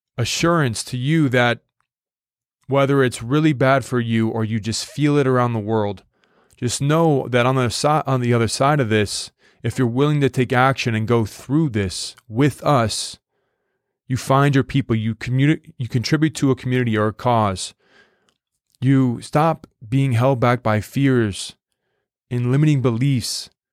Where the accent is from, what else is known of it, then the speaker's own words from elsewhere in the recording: United States; an American